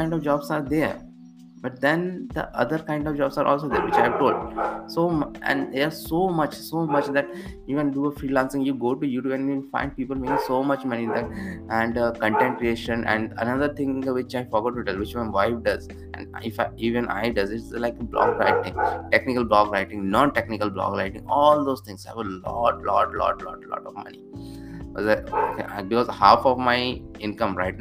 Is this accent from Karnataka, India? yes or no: no; Bhopal, Madhya Pradesh, India; moved away as an adult; now in Bhopal, India; 2 years in my hometown of Bhopal